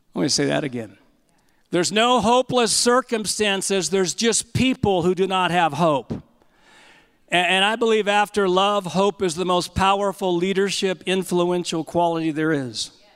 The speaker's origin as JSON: {"language": "English", "region": "California", "country": "United States", "said": "I'm from California"}